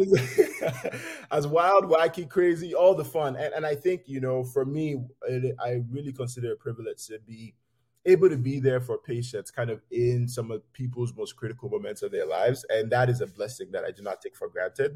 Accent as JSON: {"language": "English", "region": "Lagos", "country": "Nigeria", "tie": "born or raised there", "moved": "yes", "said": "I grew up poor in, in Lagos"}